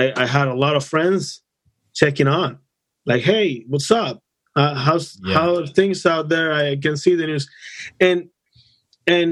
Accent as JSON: {"language": "English", "country": "Dominican Republic", "moved": "yes", "lives_now": "United States", "said": "I come from the Dominican Republic"}